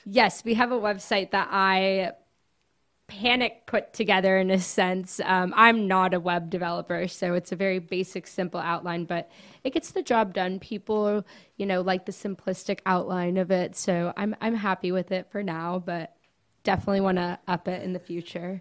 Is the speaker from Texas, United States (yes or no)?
no; Coral Gables, Florida, United States; now in Gainesville, United States; I was born and raised in Coral Gables